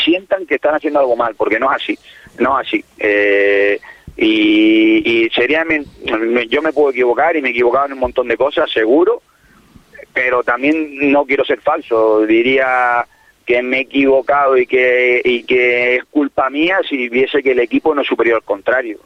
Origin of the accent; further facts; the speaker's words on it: El Cotillo, Canary Islands, Spain; mi pueblo, en mi casa